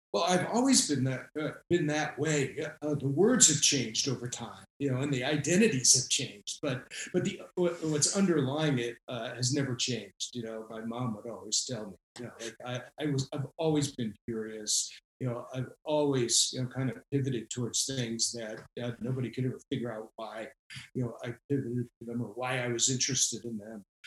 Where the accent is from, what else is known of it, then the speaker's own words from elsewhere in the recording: Rhode Island, United States; I went into government here in my home state of Rhode Island